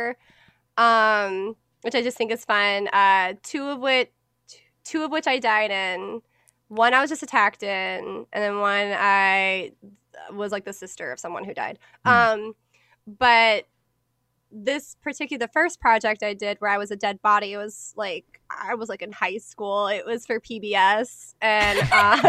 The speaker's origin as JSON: {"language": "English", "town": "Atlanta", "region": "Georgia", "country": "United States", "accent": "not fully Southern", "said": "I'm from Atlanta"}